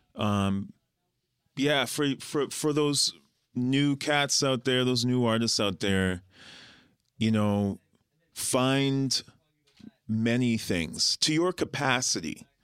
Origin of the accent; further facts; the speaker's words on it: Winnipeg, Manitoba, Canada; moved away as an adult; also born or lived in Guyana; now in Toronto, Canada; we're from Winnipeg, A K A Winter Peg, A K A Peg City